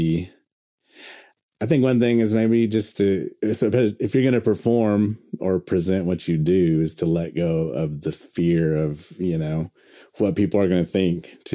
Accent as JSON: {"language": "English", "town": "Pawnee", "region": "Oklahoma", "country": "United States", "tie": "born or raised there", "said": "growing up in Oklahoma and growing up on, you know, in Pawnee, Oklahoma"}